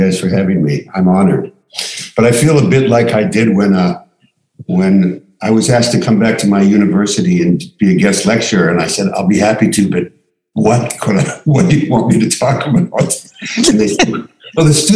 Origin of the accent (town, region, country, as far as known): Miami Beach, Florida, United States; born or raised there; also born or lived in Pittsburgh, Pennsylvania; now in Santa Monica, United States